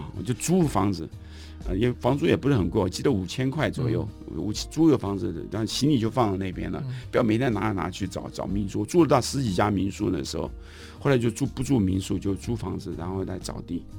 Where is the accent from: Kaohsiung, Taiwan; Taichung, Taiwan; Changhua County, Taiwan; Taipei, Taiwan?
Taipei, Taiwan; now in Taitung, Taiwan; 尤其我是外省人，嗯，我们家好羡慕我的同学有阿公阿嬷，羡慕你可以回台东。我那时候没有，都在台北，也没有亲戚朋友